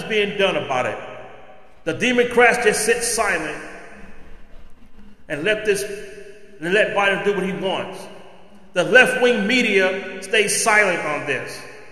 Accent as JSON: {"language": "English", "region": "California", "country": "United States", "said": "my home state of California"}